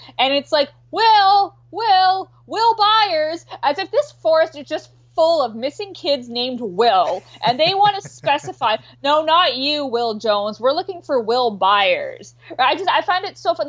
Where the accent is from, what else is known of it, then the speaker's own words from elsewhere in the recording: Canada; I'm Canadian